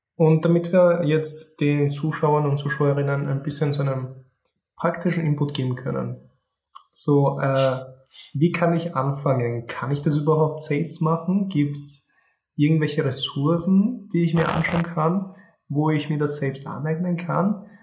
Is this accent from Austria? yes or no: yes; Austria; ich bin geboren und aufgewachsen in Österreich. Meine Familie ist aus Polen